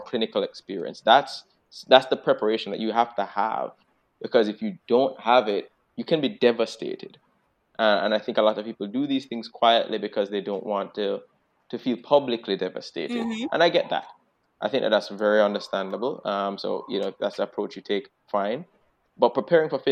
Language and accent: English; Jamaica; now in Boston, United States